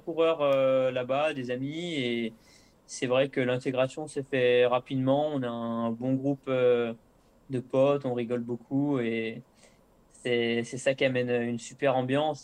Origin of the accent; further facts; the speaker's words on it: La Motte-Servolex, Auvergne-Rhône-Alpes, France; also born or lived in Chambéry / La Biolle; je suis né à Chambéry, mais j'ai passé mon enfance à la mode Servolex